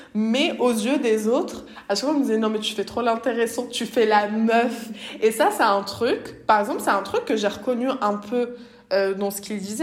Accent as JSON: {"language": "French", "town": "Bondy", "region": "Île-de-France", "country": "France", "said": "je viens de Bondy, du coup, la ville de Kylian Mbappé"}